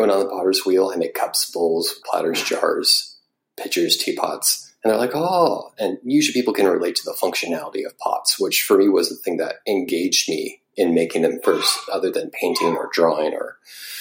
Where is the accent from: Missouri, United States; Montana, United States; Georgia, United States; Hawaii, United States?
Missouri, United States; also born or lived in Northern Iowa; growing up in Missouri